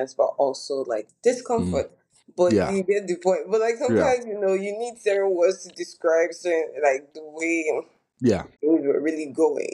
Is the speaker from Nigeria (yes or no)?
yes; Nigeria; moved away; growing up in Nigeria